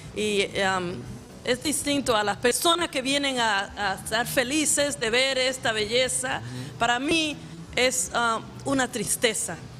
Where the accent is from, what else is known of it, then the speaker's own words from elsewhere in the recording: Dominican Republic; now in New York, United States; yo soy de la República Dominicana